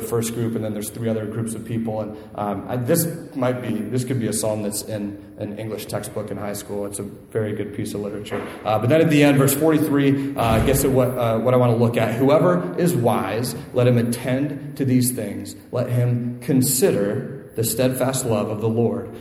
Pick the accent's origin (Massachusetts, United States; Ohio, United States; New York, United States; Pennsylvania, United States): Ohio, United States; Northeast; moved away; I'm from Northeast Ohio